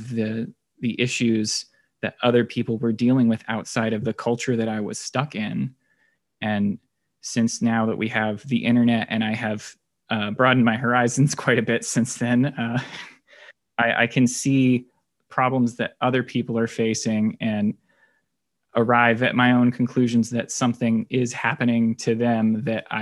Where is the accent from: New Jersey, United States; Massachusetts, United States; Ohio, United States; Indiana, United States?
Indiana, United States; Indianapolis; also born or lived in Boone County, Indiana; I am a lifelong Hoosier. I was born in Indianapolis, and we live in Boone County